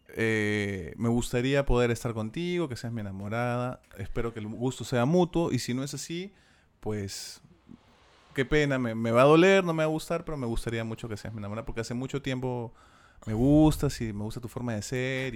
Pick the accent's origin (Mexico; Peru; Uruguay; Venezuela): Peru; Lima; soy un limeño de pura cepa